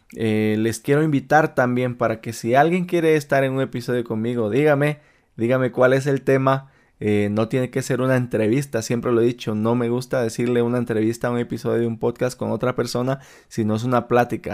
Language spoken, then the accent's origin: Spanish; Malacatán, San Marcos, Guatemala; now in Utah, United States; de mi pueblo natal de Malacatán, San Marcos, Guatemala